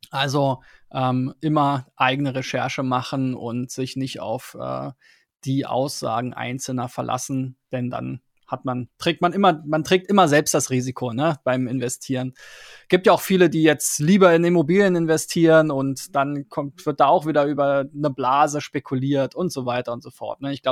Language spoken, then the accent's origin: German; Switzerland; vielleicht ein bisschen mit einem anderen Ansatz als, als Schweizer sozusagen, der aber global denkt.